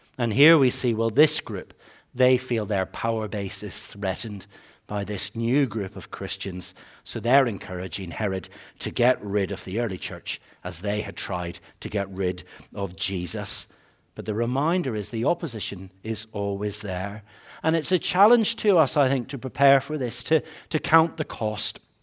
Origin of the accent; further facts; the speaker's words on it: Northern Ireland, United Kingdom; growing up in Northern Ireland